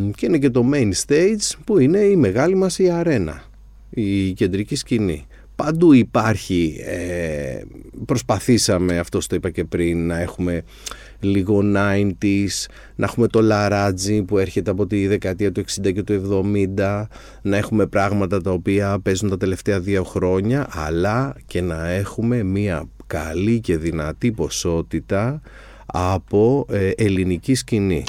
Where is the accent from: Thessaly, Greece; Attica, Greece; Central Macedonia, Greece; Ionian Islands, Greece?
Attica, Greece; Agioi Anargyroi; είμαι από τους Αγίους Αναργύρους και αγαπάω την, την περιοχή μου την Ανάκασα